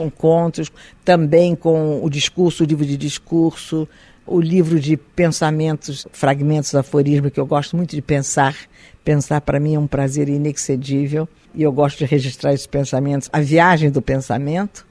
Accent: Brazil; also born or lived in Galicia, Spain; eu me sinto uma brasileira hoje

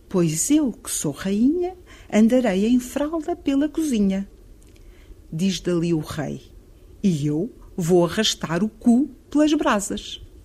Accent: Carcavelos, Lisbon, Portugal; nasci em Carcavelos, num sítio que era de Quintas, de quem fugia de Lisboa

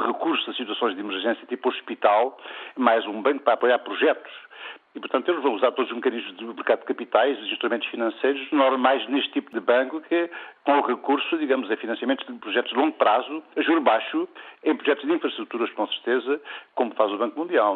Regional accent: Portugal; numa terra do interior, como Gouveia, nós somos, somos portugueses de primeira

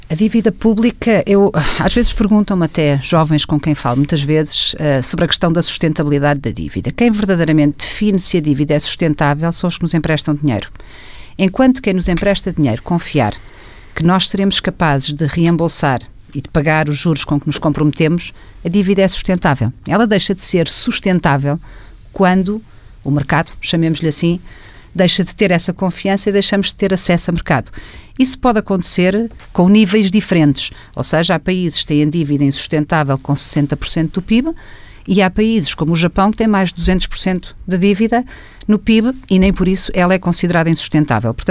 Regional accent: Portugal; que me preocupa enquanto portuguesa

